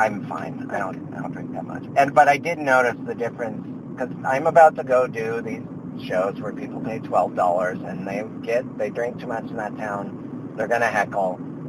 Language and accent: English; Missoula, Montana, United States; moved away as an adult; also born or lived in Texas; now in Los Angeles, United States; I'm from Missoula, Montana